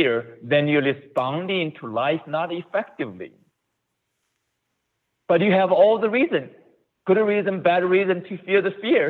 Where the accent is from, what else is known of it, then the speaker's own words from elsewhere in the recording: China; moved away as an adult; also born or lived in Ohio, United States; now in United States; I was born in China